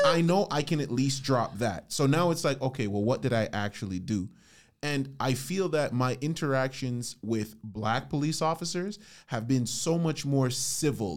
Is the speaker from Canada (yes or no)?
yes; Canada; speaking as a Canadian